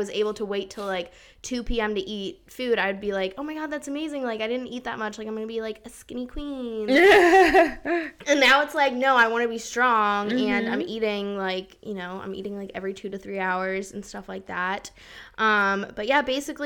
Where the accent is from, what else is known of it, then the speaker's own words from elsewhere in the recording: outside Philadelphia, Pennsylvania, United States; moved away as an adult; also born or lived in Germany; now in Charleston, United States; grew up right outside of Philly, and now I go to the College of Charleston